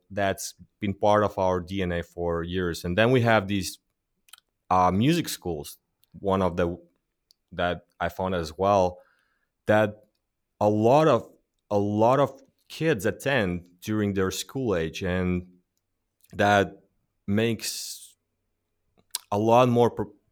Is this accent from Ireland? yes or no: no; Latvia; because we're from Latvia.